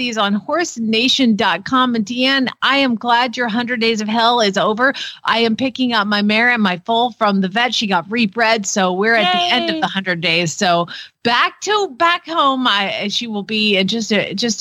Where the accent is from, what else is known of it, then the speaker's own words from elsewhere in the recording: Georgia, United States; also born or lived in Arizona; now in Norman, Oklahoma, United States; I'm from Georgia